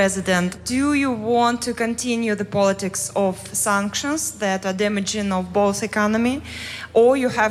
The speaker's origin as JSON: {"language": "English", "country": "Russia", "said": "I'm visiting from Russia"}